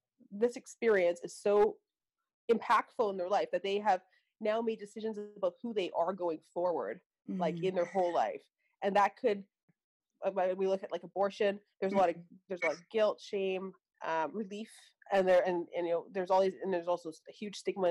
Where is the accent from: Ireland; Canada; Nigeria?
Canada; Vancouver, British Columbia; I'm from Vancouver, Canada